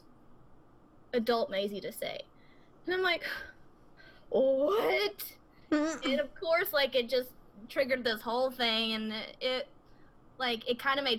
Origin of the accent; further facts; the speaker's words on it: the South, United States; I'm from the South